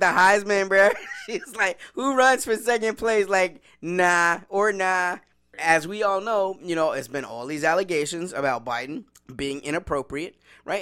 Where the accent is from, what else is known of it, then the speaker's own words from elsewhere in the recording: the South, United States; I grew up in the South